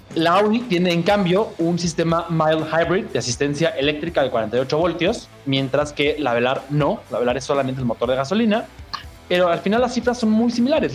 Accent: Mexico

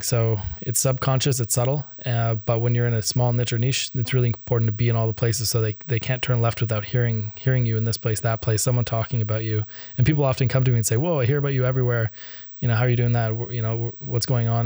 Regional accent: Canada; I'm Canadian.

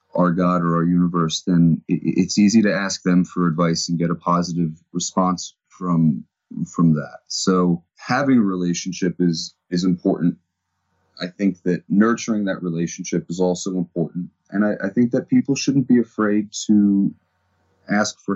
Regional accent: New Jersey, United States; I'm from New Jersey

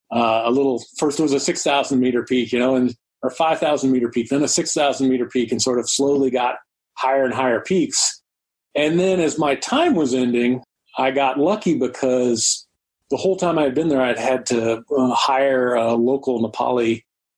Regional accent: Georgia, United States; I grew up in Georgia

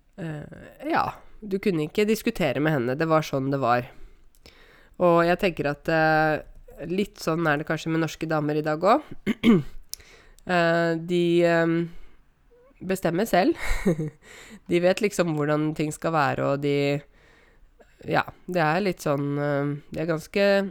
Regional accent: Norway; jeg kommer fra Norge

